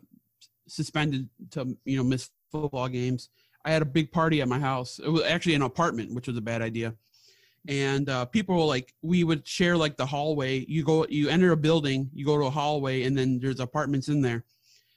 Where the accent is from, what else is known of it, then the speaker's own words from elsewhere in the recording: Milwaukee, Wisconsin, United States; I was raised in Milwaukee area